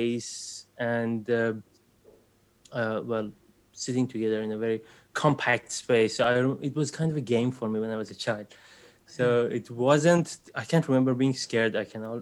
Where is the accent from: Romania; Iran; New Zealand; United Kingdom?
Iran; moved away; So I am originally from Iran. I was born in Iran and grew up in Iran.